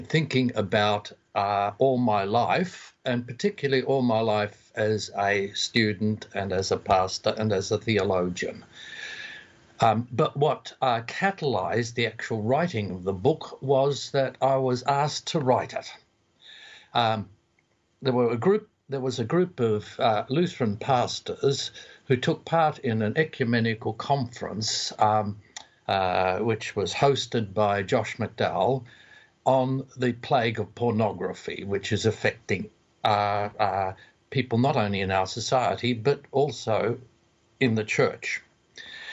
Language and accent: English; Australia; accent: Aussie; my Aussie lingo